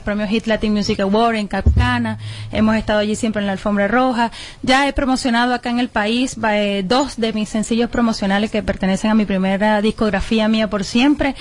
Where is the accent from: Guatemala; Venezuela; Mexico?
Venezuela; moved away